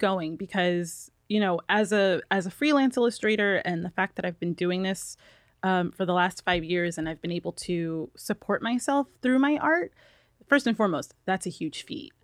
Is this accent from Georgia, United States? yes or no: no; New York, United States; now in Los Angeles, United States; I'm from New York